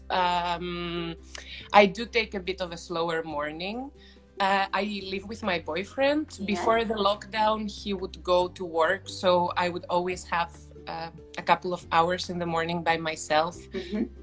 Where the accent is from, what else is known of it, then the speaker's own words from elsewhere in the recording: Athens, Attica, Greece; English is a second language; I'm originally from Greece, from mm-hmm. Athens. My mother is Dutch, but I was mm-hmm. raised quite